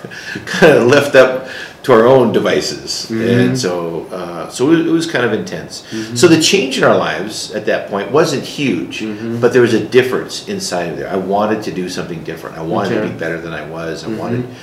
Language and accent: English; Buena Park, California, United States; also born or lived in Grand Junction, Colorado; now in Colorado Springs, United States; I was raised in Southern California.